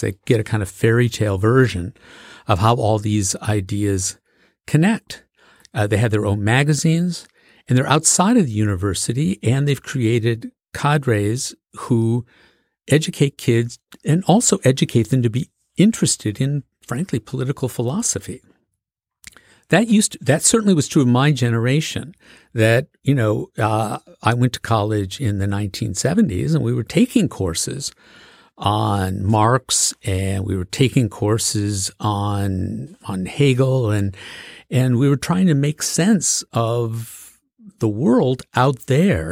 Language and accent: English; Macomb County, Michigan, United States; I grew up in Macomb County, Michigan, which is a blue-collar county right at the border of Detroit